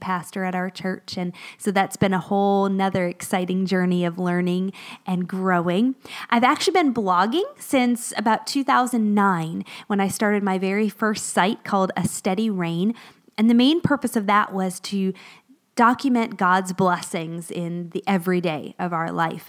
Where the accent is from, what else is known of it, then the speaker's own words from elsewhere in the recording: Florida, United States; moved away as an adult; also born or lived in northern Pennsylvania; now in Pennsylvania, United States; both my husband and I grew up in Florida